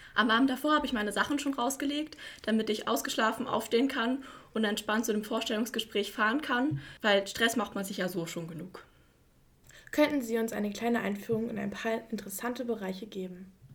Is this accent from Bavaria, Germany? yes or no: no; Güstrow, Mecklenburg-Vorpommern, Germany; Ich komme aus Güstrow und habe auch hier am John Brickmann Gymnasium mein Abitur 2017 absolviert